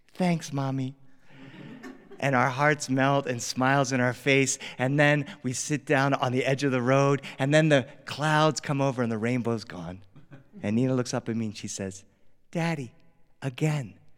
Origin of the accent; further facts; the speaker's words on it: Delaware, United States; now in Los Angeles, United States; I grew up on the East Coast. I grew up in Delaware